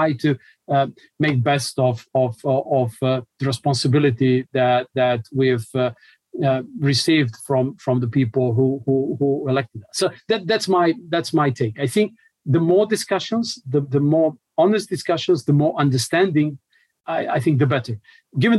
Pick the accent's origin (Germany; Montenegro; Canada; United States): Montenegro; I come from Montenegro